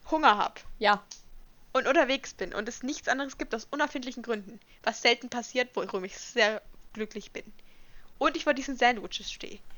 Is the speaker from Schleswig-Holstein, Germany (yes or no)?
no; Bavaria, Germany; Aber ich komme auch aus Bayern, ich darf das.